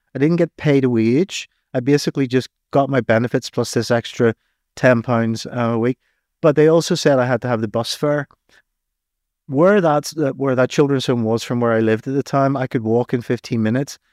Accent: Northern Ireland, United Kingdom; accent: Irish; moved away as an adult; now in England; I'm Irish. Hmm. I was living on the streets at the time of the Civil War

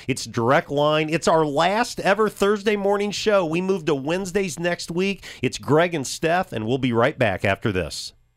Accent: Champaign, Illinois, United States; I grew up in Champaign, U

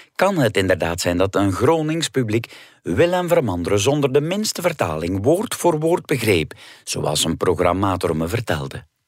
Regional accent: West Flanders, Belgium; accent: West Flemish; first language West Flemish; het West-Vlaams dat wij met de broers spraken was al flink verwaterd in vergelijking met het dialect van onze ouders

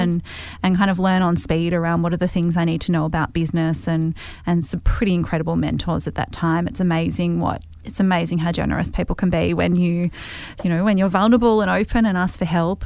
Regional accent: Hawthorn, Victoria, Australia; I grew up in Hawthorn

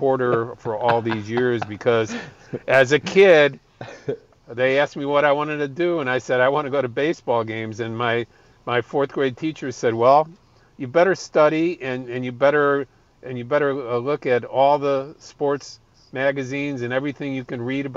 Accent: Chicago, Illinois, United States; I'm a Chicagoan. My daughter lives in Chicago. All my friends and family live in Chicago

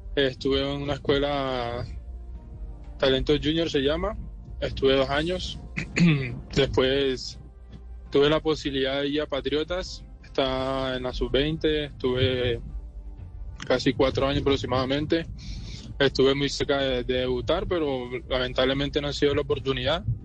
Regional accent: Barranquilla, Atlántico, Colombia; moved away; also born or lived in Medellín; yo nací en Barranquilla el año 98

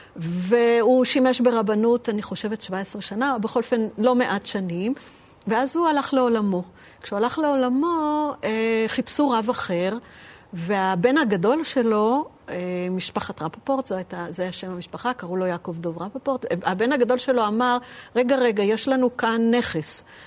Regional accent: Petah Tikva, Central District, Israel; אני נולדתי בפתח תקווה, אבל הסבא שלי הוא מכפר סבא

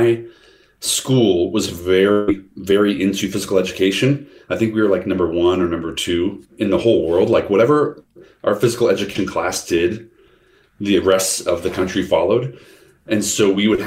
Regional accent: the Midwest, Illinois, United States; I'm from the Midwest, and that is a region, Illinois, that's like in the middle of the country

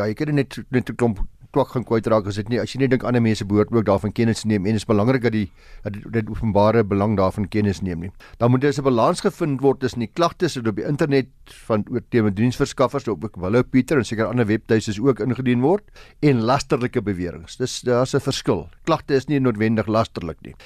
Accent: South Africa; ons as Suid-Afrikaners

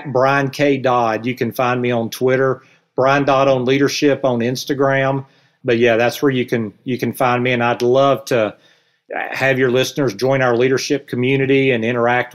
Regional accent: the South, United States; accent: Southern; with my Southern accent

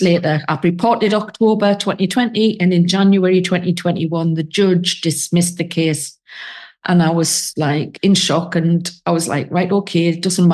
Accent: England, United Kingdom; now in Spain; I'm sitting here in Spain as an English woman

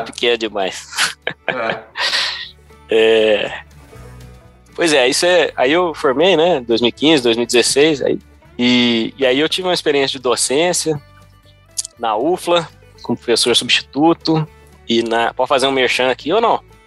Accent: Brazil; also born or lived in Davis, California, United States; now in California, United States; quando eu tinha, um, sei lá, uns, uns 3, 4, 5 anos, a gente voltou para o Brasil

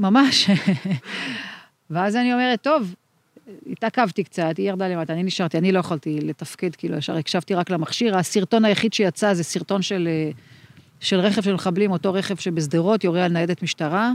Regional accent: Meitar, Southern District, Israel; also born or lived in Arad / Beersheba; now in Ofakim, Israel; במקור נולדתי אה, אי שם בערד, אה, עברנו למיתר, את, את הילדות שלי ביליתי במיתר

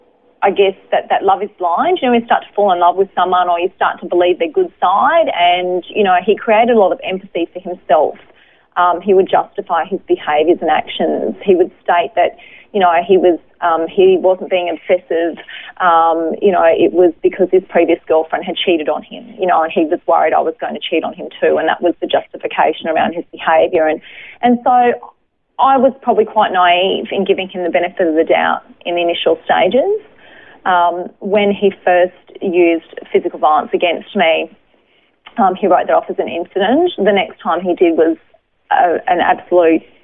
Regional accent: Brisbane, Queensland, Australia; I was born in Brisbane, lived over the north side of Brisbane in Hendra, so amongst all the horses over there, all horse trainers, grew up the youngest of four kids

